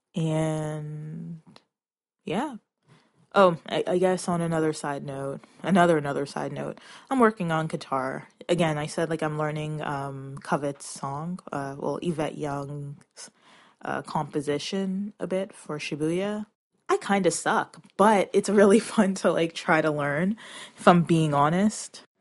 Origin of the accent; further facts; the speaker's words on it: Toronto, Ontario, Canada; I'm from Canada